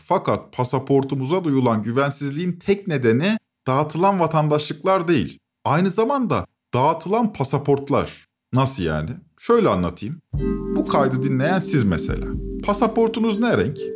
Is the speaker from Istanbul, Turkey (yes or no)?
no; İzmir, Turkey; Ben İzmir'de doğdum, yazlarım Ege Denizi'nde geçti